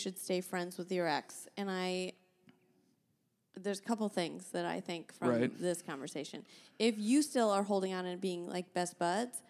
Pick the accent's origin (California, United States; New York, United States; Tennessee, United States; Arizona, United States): California, United States; San Diego; I grew up in San Diego.